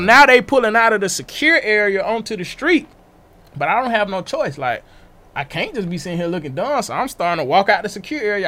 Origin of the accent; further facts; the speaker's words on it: Atlanta, Georgia, United States; I'm from Atlanta.